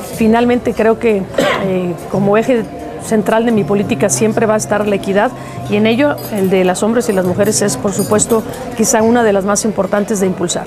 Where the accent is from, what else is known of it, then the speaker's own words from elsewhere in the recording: Aguascalientes, Mexico; como sociedad mexicana y como sociedad hidrocálida